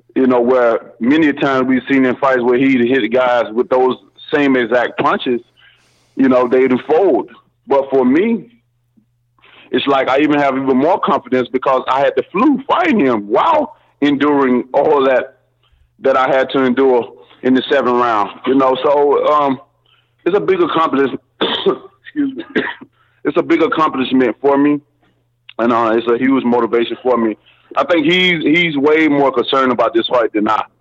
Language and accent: English; Tuscaloosa, Alabama, United States; my hometown